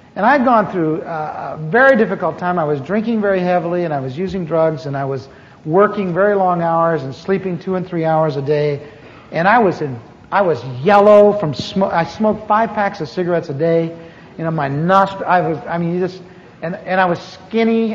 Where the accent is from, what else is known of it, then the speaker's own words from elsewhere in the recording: Anaheim, California, United States; also born or lived in Midwest; I grew up here in Anaheim. I moved here from the mid, in the mid, from the Midwest in 1946